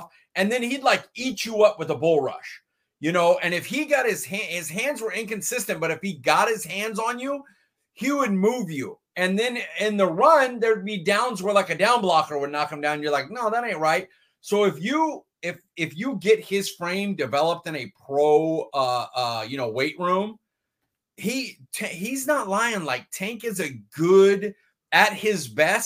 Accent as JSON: {"language": "English", "town": "Fresno", "region": "California", "country": "United States", "said": "I'm from Fresno"}